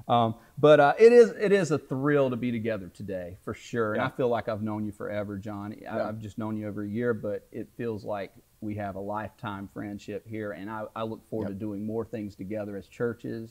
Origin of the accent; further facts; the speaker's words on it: Goldsboro, North Carolina, United States; now in Virginia Beach, United States; I was born in Goldsboro, North Carolina